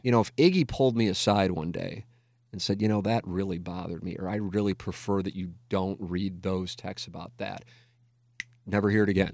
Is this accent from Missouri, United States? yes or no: yes; St. Louis, Missouri, United States; my hometown